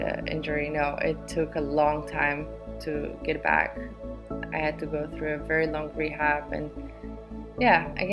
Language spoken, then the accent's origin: English; Warsaw, Masovian Voivodeship, Poland; I'm from Poland. I grew up in Warsaw.